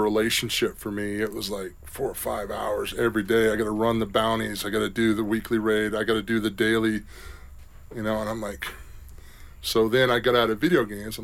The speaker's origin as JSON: {"language": "English", "region": "South Carolina", "country": "United States", "said": "I'm from South Carolina"}